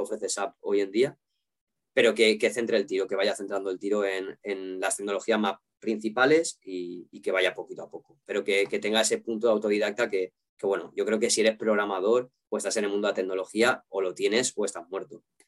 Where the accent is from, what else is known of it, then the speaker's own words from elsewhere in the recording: Valencian Community, Spain; siendo valenciano